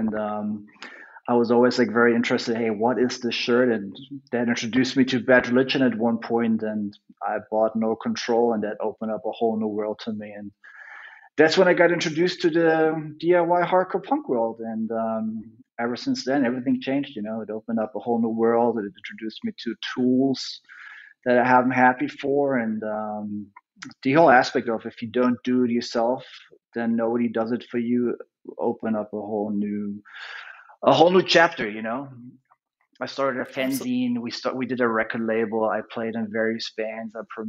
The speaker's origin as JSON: {"language": "English", "town": "Munich", "region": "Bavaria", "country": "Germany", "tie": "born or raised there", "said": "Yeah, I was born in Munich. I've never left Munich. I traveled around the world."}